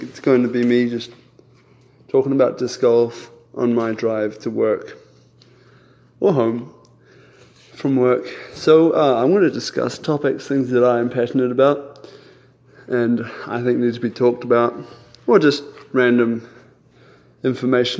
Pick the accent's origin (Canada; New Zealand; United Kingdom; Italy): New Zealand; moved away as an adult; also born or lived in Germany; now in Columbia, United States; I currently live in Columbia, Missouri, but I grew up in New Zealand. My parents moved there from Germany when I was just a baby